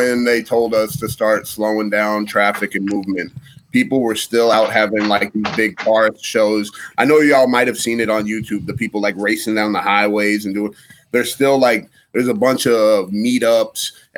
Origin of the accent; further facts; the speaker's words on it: Warren, United States; If I told you I was from Warren, you'd be like, Warren?